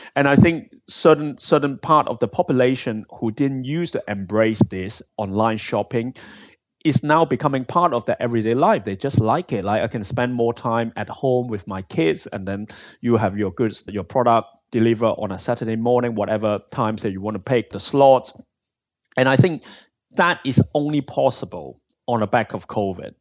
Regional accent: Hong Kong; also born or lived in Bristol, United Kingdom; now in United Kingdom; I'm originally from Hong Kong and I've been in the U K for over half of my life now.

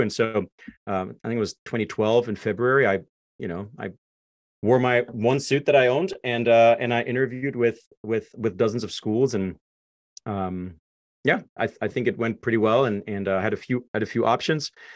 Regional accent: Zweibrücken, Rhineland-Palatinate, Germany; English is a second language; moved away as an adult; now in United States; I grew up in Germany, like you said, um, born and raised

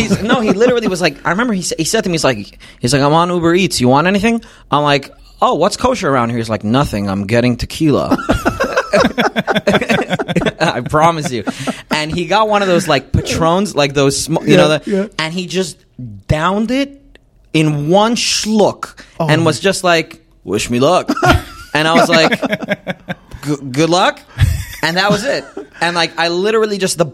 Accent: New York City, New York, United States; I grew up in Crown Heights.

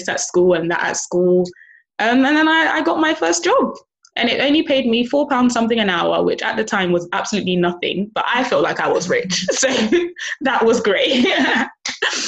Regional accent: London, United Kingdom; I was born in central London. I'm a London girl, born and raised

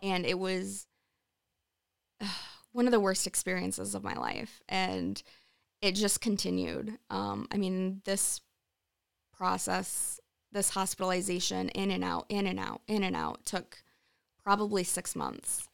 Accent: Sunfield, Michigan, United States; moved away as an adult; now in Charlotte, United States; I grew up in Sunfield

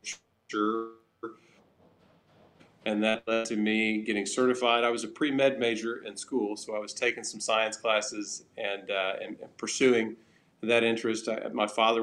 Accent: Oklahoma, United States; accent: Southern

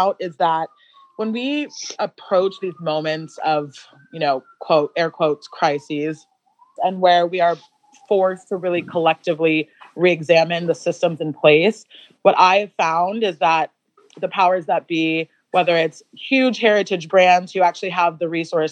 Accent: California, United States; now in New York, United States; I guess I'm from California originally, but I've lived in New York forever.

